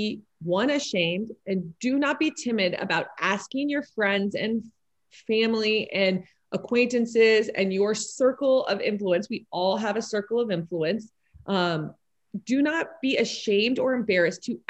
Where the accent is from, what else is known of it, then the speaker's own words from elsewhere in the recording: Miami, Florida, United States; now in Louisville, United States; I grew up in Miami, Florida too. And then I moved to Louisville